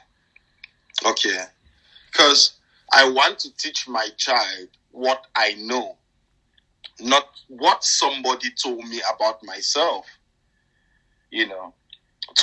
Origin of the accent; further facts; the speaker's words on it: Cameroon; now in United Kingdom; I grew up in Cameroon